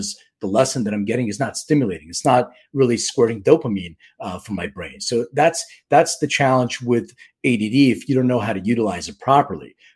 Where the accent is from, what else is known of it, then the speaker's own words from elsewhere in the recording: Philadelphia, Pennsylvania, United States; I'm from Philly